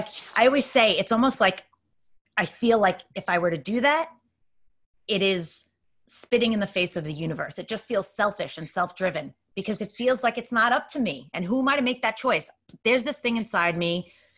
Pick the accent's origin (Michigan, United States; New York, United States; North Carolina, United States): New York, United States; Bellmore; now in Queens, New York, United States; I grew up in Long Island. Okay. Yeah, in Belmore. So now I'm in Queens, actually.